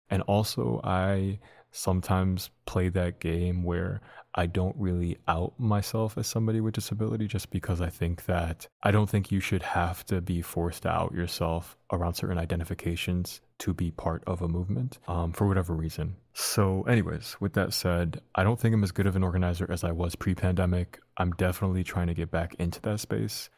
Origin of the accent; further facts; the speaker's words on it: Dearborn, Michigan, United States; also born or lived in Detroit; I was born in Detroit, lived there for, as a baby, moved to Dearborn